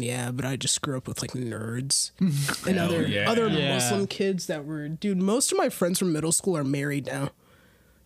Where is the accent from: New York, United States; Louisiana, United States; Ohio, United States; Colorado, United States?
Ohio, United States; Columbus; also born or lived in Egypt; I was born here, Columbus.